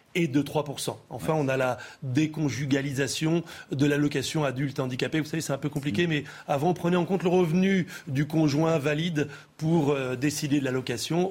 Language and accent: French; France; chez nous en France